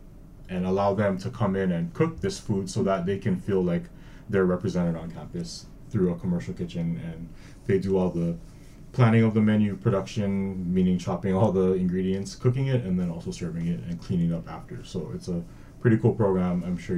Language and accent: English; Hawaii, United States; now in Oregon, United States; stuff that I grew up eating in Hawaii.